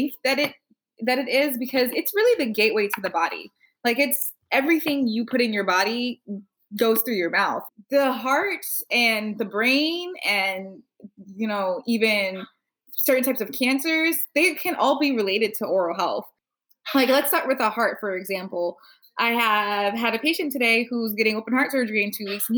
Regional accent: New York City, New York, United States; also born or lived in Queens, New York; I grew up in Brownsville, Brooklyn

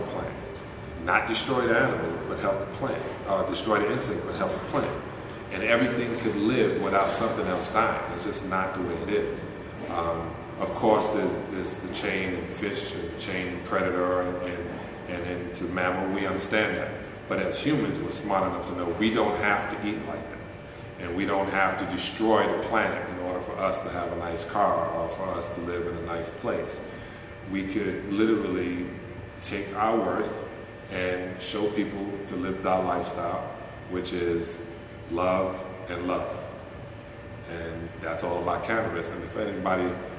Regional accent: United States; being American and a capitalist

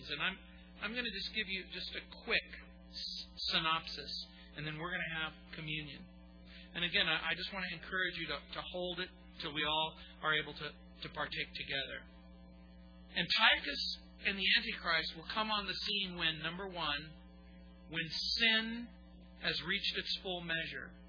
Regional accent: United States; and foremost a Christian. But make no mistake about it, I am an American.

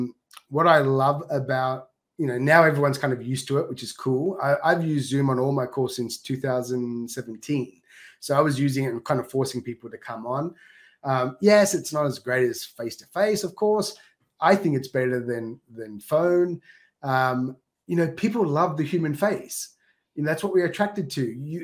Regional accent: Australia; accent: Australian; now in Japan; go back to Australia, everyone says, why are you speaking funny? You know, because I've toned down my Australian accent but within like a day, I'm talking Aussie.

